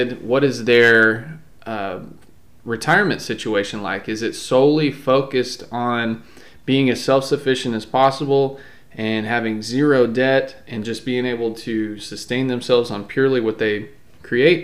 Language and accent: English; Texas, United States; also born or lived in Palo Pinto, Texas; I did grow up in the country here in Texas, but I live in the city now